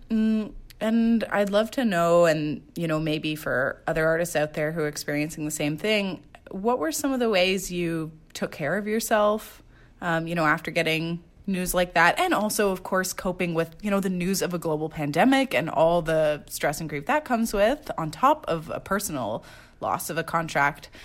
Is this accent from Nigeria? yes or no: no; Quebec, Canada; I grew up in Quebec